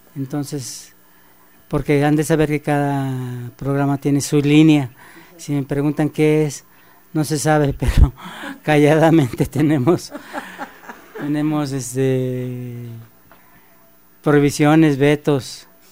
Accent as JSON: {"language": "Spanish", "region": "Veracruz", "country": "Mexico", "said": "soy veracruzano"}